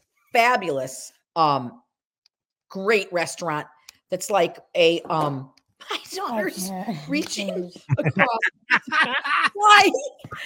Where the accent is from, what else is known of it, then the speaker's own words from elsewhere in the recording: Syracuse, New York, United States; moved away; also born or lived in Atlantic Highlands, New Jersey; I say I'm from Syracuse to sound fancy, but really I'm from Casanova